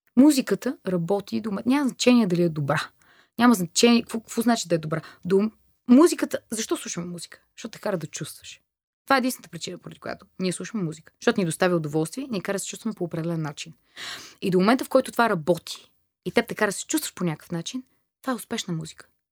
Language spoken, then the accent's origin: Bulgarian; Bulgaria; also born or lived in Germany / Thailand; Аз идвам от България